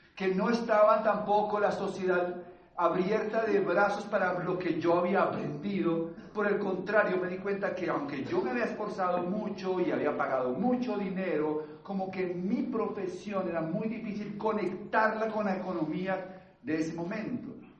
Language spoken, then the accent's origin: Spanish; Bogotá, Colombia; Yo vengo de una familia de clase media bogotana. Yo nací acá